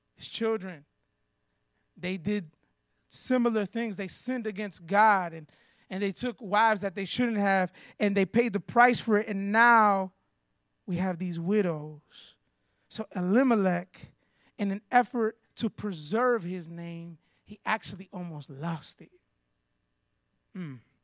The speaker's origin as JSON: {"language": "English", "region": "Florida", "country": "United States", "tie": "born or raised there", "also_born_or_lived": "Chicago, Illinois", "moved": "as an adult", "said": "I grew up in Florida, went to Chicago for 14 years"}